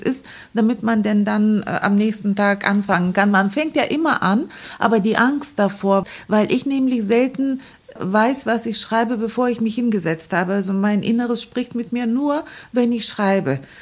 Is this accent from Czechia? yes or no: no; Varna, Varna Province, Bulgaria; German is a second language; also born or lived in Balchik, Bulgaria / East Berlin, Germany; now in Bremen, Germany; Ich bin in Varna geboren und zur Schule gegangen, aber meine Eltern haben in Balchik gelebt